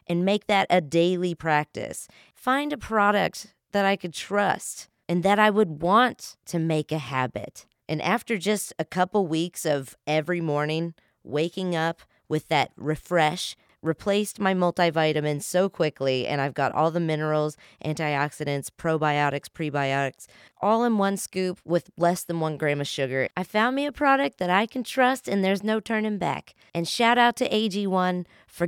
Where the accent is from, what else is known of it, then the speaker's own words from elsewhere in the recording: West Virginia, United States; I'm from West Virginia